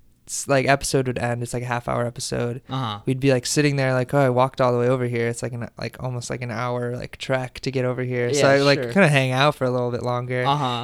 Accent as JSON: {"language": "English", "town": "Mokena", "region": "Illinois", "country": "United States", "tie": "born or raised there", "said": "Mokena, Illinois."}